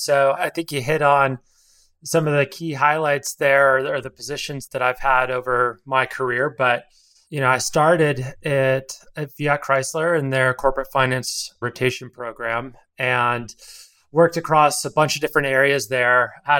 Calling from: San Francisco, California, United States; I'm calling from San Francisco, California.

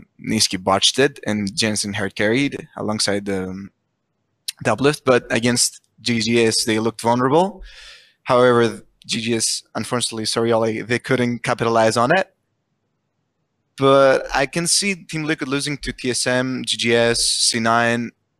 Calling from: Greece; I'm calling from Greece.

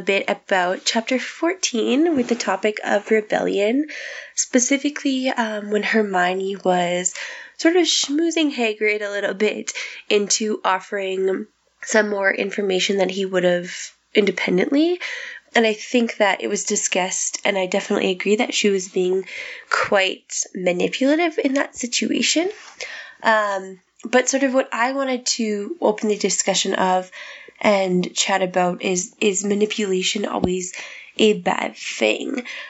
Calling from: Saskatchewan, Canada; I'm calling from Saskatchewan, Canada

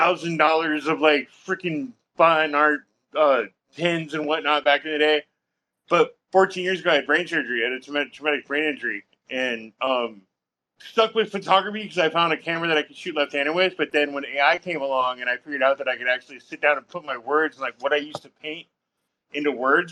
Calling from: Portland, Oregon, United States; I'm calling from Portland, Oregon.

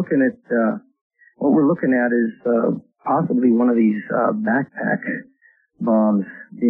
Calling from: Glenwood Springs, Colorado, United States; I'm calling from Glenwood Springs, Colorado.

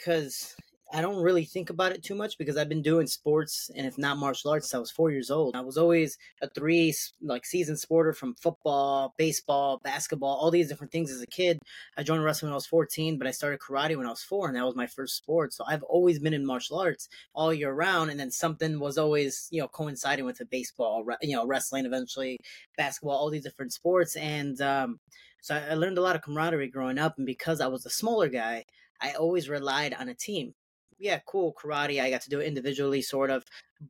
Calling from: Chicago, Illinois, United States; I'm actually finally back home. Chicago got back yesterday

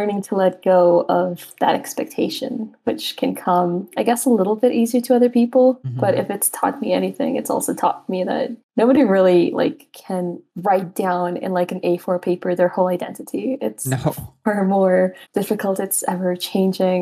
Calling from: Quito, Pichincha, Ecuador; I'm calling from Quito, Ecuador

